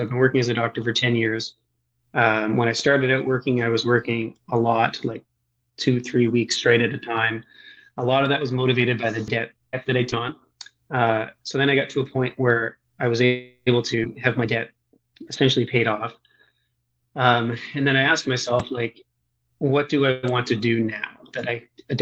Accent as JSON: {"language": "English", "area": "Eastern Canada", "region": "Atlantic Canada", "country": "Canada", "tie": "born or raised there", "said": "I grew up in Eastern Canada, so on sort of the Atlantic coast of the country of Canada or just north of the state of Maine"}